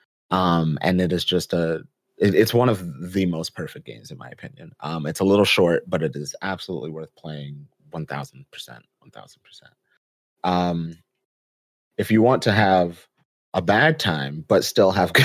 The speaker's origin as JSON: {"language": "English", "town": "New York City", "region": "New York", "country": "United States", "said": "I'm from the Bronx, BX represent."}